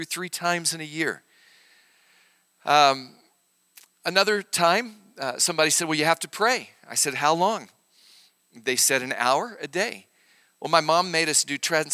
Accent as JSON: {"language": "English", "region": "Arkansas", "country": "United States", "tie": "born or raised there", "moved": "yes", "lives_now": "Oklahoma, United States", "said": "I grew up in Arkansas. I'm a real hillbilly."}